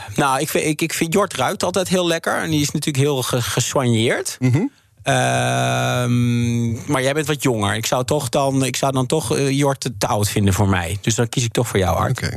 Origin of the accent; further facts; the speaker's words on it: Netherlands; moved away as an adult; Ik ben een Nederlander